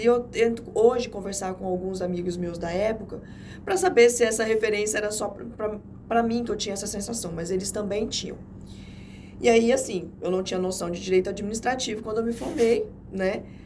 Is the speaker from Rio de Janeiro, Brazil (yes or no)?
no; Jaru, Rondônia, Brazil; now in Porto Velho, Brazil; eu sou do interior, né? Eu nasci em Jaru